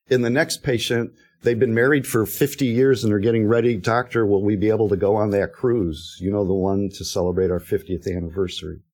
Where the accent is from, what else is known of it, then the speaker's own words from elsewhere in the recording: Detroit, Michigan, United States; moved away; I'm from Detroit.